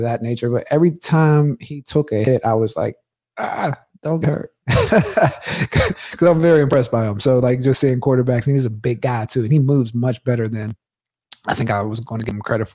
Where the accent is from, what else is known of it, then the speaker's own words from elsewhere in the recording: Pittsburgh, Pennsylvania, United States; growing up in Pittsburgh